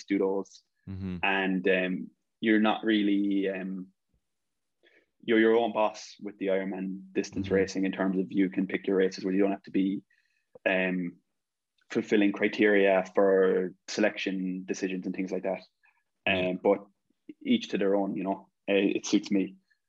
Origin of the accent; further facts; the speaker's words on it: Ireland; growing up in Ireland